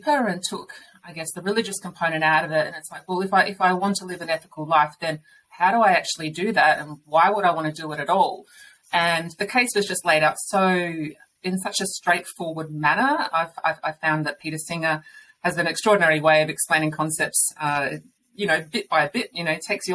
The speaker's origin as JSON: {"language": "English", "town": "Murray Bridge", "region": "South Australia", "country": "Australia", "tie": "born or raised there", "also_born_or_lived": "Adelaide / Sydney", "said": "I grew up in Murray Bridge, we had chickens out the back"}